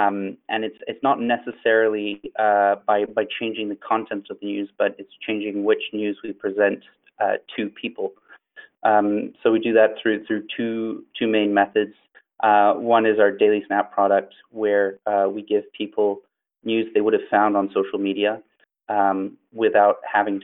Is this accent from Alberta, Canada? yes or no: no; Montreal, Quebec, Canada; I'm from Montreal, Canada.